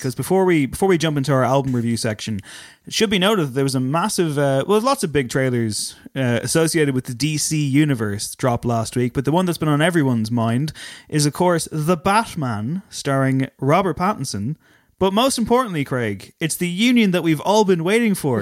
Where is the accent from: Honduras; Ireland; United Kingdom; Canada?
Ireland; Drogheda, Leinster; accent: Drogheda; my Drogheda accent